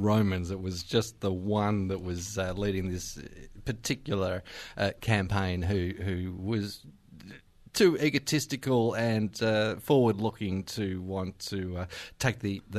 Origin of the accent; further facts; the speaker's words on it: Queensland, Australia; also born or lived in United Kingdom; I grew up in Queensland, so born in the UK.